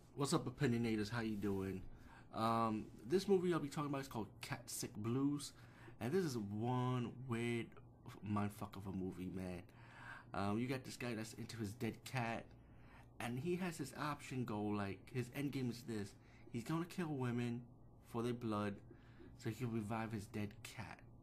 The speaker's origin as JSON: {"language": "English", "town": "New York City", "region": "New York", "country": "United States", "said": "being a New Yorker"}